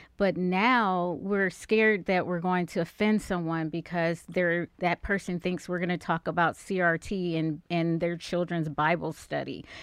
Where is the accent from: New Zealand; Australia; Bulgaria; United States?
United States; Cleveland, Ohio; moved away as an adult; now in Dallas, United States; I am originally from Cleveland, Ohio